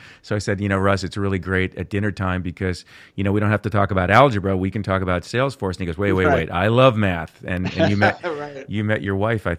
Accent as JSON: {"language": "English", "town": "Port Washington", "region": "New York", "country": "United States", "tie": "born or raised there", "said": "I was born in Port Washington."}